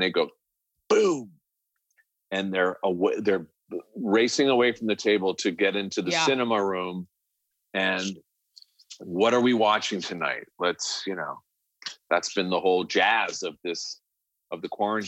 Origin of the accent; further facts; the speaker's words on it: New York, United States; moved away as an adult; also born or lived in Connecticut; now in Los Angeles, United States; growing up in New York